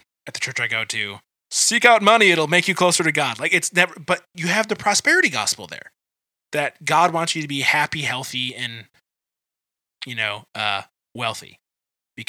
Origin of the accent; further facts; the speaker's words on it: Detroit area, Michigan, United States; I was at a church most of my life that was on the edge of Detroit